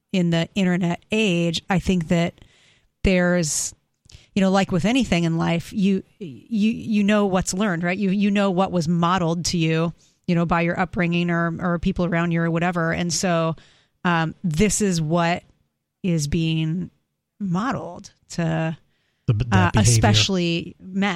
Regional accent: California, United States; moved away as an adult; I am a former West Coaster. I grew up in California

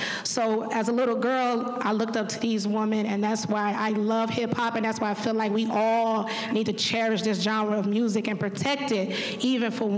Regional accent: Detroit, Michigan, United States; I grew up in Detroit, Michigan

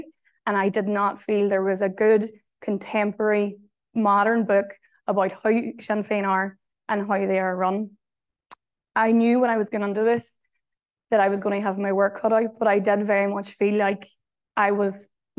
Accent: Derry, Northern Ireland, United Kingdom; moved away as an adult; also born or lived in Glasgow; now in Ireland; I'm from Derry City. I am from a family directly impacted by the Troubles or the conflict in Northern Ireland.

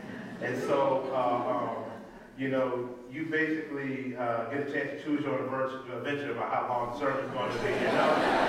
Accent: Richmond, Virginia, United States; I'm from Richmond, Virginia. I lived in Richmond all my life.

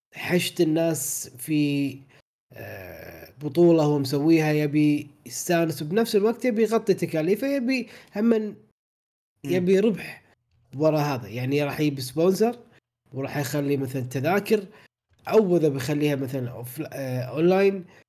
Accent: Kuwait; احنا عندنا بالكويت

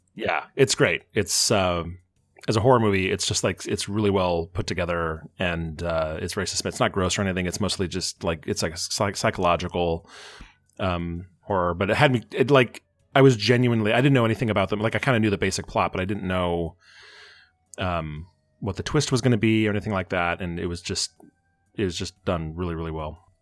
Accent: Bellevue, Washington, United States; also born or lived in Fort Collins, Colorado / Seattle, Washington; I was raised in Bellevue, Washington

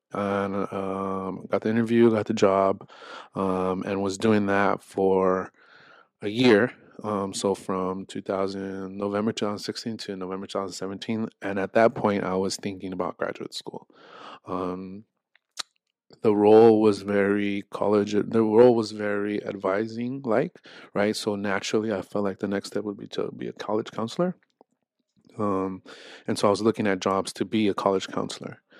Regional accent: Los Angeles, California, United States; moved away as an adult; I'm from Los Angeles, uh, from the San Fernando Valley, specifically in North Hollywood.

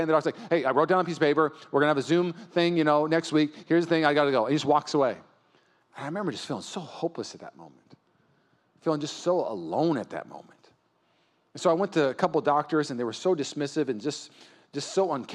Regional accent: Puyallup, Washington, United States; now in East Bay, United States; I grew up in Puyallup, Washington

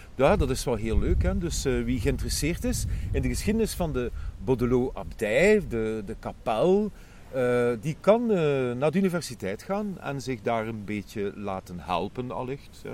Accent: Ghent, Flanders, Belgium; als eh, Gentenaars

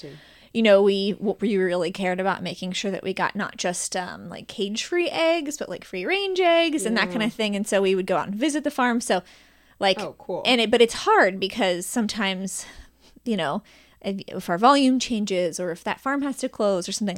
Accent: Cincinnati, Ohio, United States; I'm born and raised in Northside. Still live there and love it

